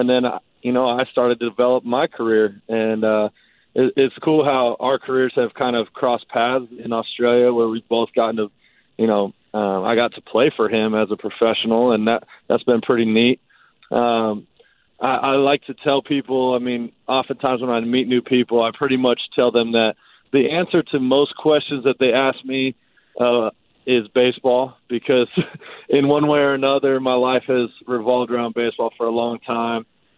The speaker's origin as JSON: {"language": "English", "region": "Arizona", "country": "United States", "tie": "born or raised there", "said": "I grew up in Arizona, got an opportunity to go play college baseball at Oral Roberts University, which is in Oklahoma."}